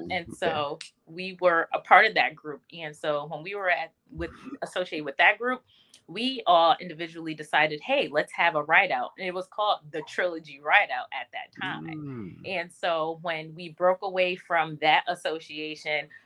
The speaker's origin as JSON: {"language": "English", "region": "Connecticut", "country": "United States", "tie": "born or raised there", "said": "I was born and raised in Connecticut, still here."}